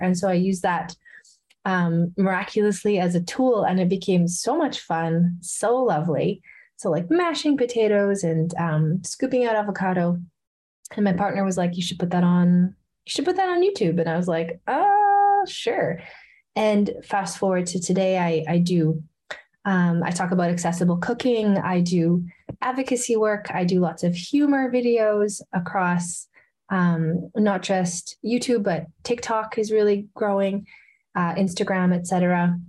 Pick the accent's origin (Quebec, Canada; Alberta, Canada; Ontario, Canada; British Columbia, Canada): Alberta, Canada; Edmonton; here in my hometown of edmonton